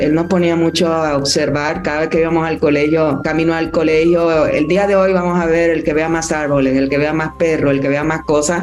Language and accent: Spanish; Dominican Republic; moved away as an adult; also born or lived in Mexico City, Mexico; Yo fui la única que nací en Dominicana